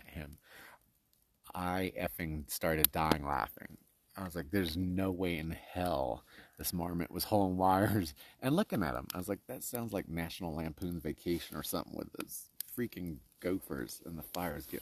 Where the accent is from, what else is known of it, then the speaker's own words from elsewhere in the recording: East Coast, United States; we're from the East Coast